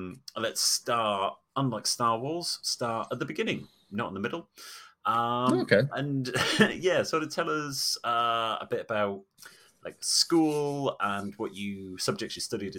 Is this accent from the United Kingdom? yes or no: yes; Bridgend, Wales, United Kingdom; growing up in Bridgend and serving sandwiches to everyone